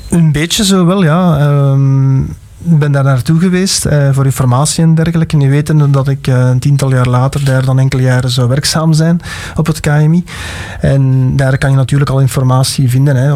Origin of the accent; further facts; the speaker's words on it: Alsemberg, Flanders, Belgium; ik ben van Alsenberg afkomstig.